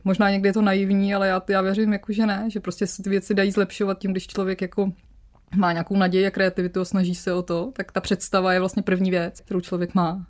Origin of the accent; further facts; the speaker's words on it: Ústí nad Labem, Ústí nad Labem Region, Czechia; moved away as an adult; also born or lived in Pardubice; now in Copenhagen, Denmark; já jsem vlastně ústečák. Když narodila jsem se v Pardubicích, ale asi od tří let žiju v Ústí nad mm Labem, takže vlastně Ústí je moje město, protože tak dětství si vlastně pamatuju jako z Ústí.